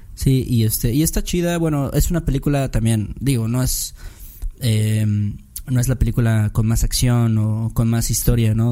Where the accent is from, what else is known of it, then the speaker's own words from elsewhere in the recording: Mexico; Como hacemos en México